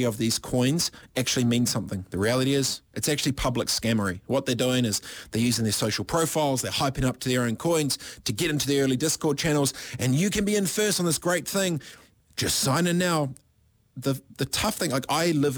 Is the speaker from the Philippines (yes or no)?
no; Waipiro Bay, Gisborne, New Zealand; I'm proudly from Ngāti Porou, East Coast, Gisborne. Proudly from Waipiro Bay, a population of 26.